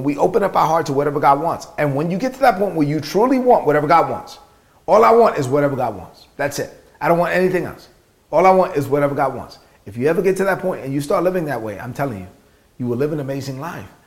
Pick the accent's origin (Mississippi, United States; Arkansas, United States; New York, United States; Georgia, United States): New York, United States; New York City; growing up in Brooklyn, son of immigrant parents, being raised on public assistance